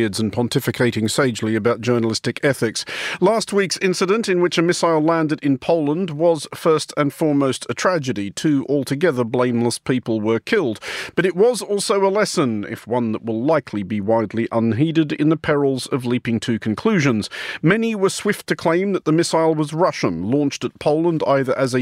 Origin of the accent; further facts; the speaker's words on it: Australia; moved away; growing up in Australia